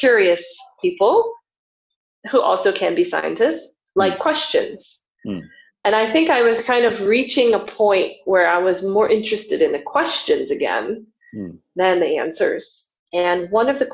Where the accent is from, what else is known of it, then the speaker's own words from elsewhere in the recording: United States; moved away as an adult; coming back to where I grew up in the United States and working at the high school that I graduated from.